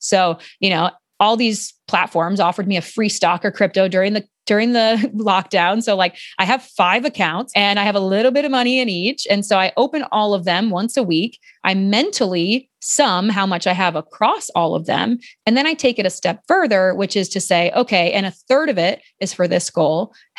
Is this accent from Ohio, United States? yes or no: yes; Ohio, United States; And I'm formerly from Ohio, so I feel like I can knock on Ohio a little bit.